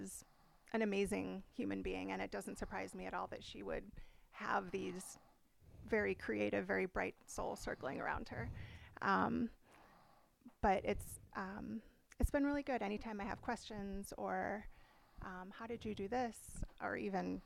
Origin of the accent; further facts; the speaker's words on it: Midwest, United States; now in San Diego, United States; I grew up in the Midwest, so potentially Chicago, Madison, like going back to my hometown